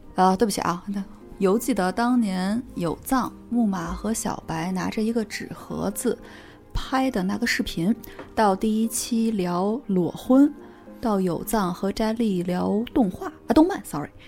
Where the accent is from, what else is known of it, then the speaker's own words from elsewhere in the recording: Beijing, China; accent: Beijing accent; 我这种北京腔儿